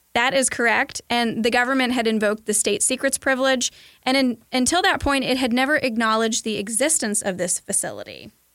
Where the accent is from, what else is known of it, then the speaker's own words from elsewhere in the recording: Kentucky, United States; I'm from Kentucky